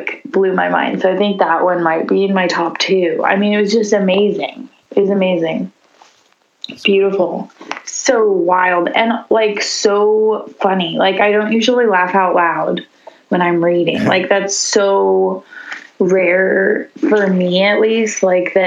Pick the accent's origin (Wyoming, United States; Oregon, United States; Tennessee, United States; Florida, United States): Tennessee, United States; Nashville; now in Baltimore, United States; I'm from Nashville, Tennessee.